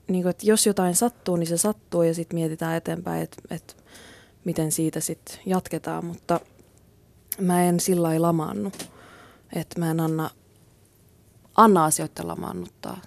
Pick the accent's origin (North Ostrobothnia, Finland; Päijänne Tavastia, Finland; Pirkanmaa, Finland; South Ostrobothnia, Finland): North Ostrobothnia, Finland; Kuusamo; moved away; siellä Kuusamossa, mistä mä oon kotoisin.